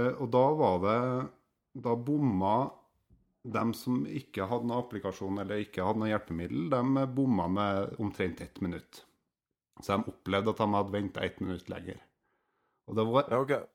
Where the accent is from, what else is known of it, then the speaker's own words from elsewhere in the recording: Steinkjer, Trøndelag, Norway; på Steinkjer, der jeg vokste opp